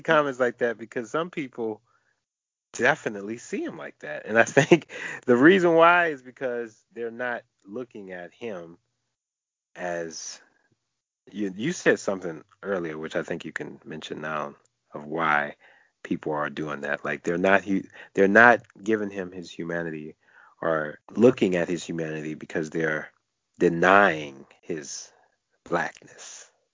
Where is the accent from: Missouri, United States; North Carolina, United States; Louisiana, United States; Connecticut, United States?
Louisiana, United States; New Orleans; I'm from New Orleans, so I've seen that mix